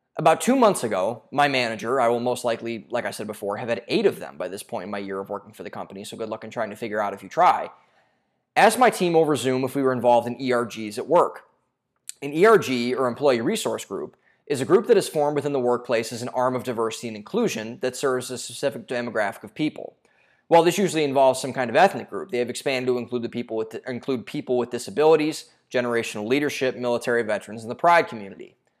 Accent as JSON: {"language": "English", "town": "Cleveland", "region": "Ohio", "country": "United States", "tie": "born or raised there", "moved": "yes", "lives_now": "Austin, United States", "said": "I'm from Cleveland, Ohio, and I saw this all growing up"}